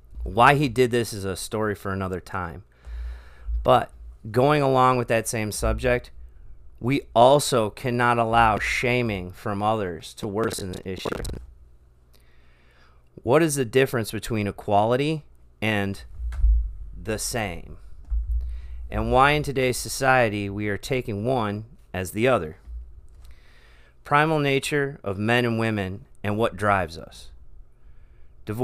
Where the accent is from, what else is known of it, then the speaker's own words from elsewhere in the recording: Michigan, United States; also born or lived in Texas; I am an American man that has lived a lot of life in many areas of this great country in 38 years. I was born outside Houston, Texas, moved when I was 3 to the east suburbs of Detroit, Michigan, and now live in Central Florida.